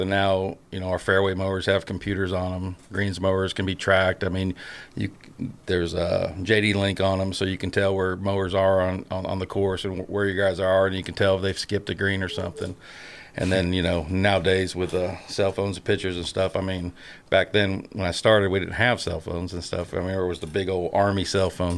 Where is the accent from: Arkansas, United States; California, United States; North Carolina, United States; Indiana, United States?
California, United States; Northern; moved away; I was born and raised in Northern California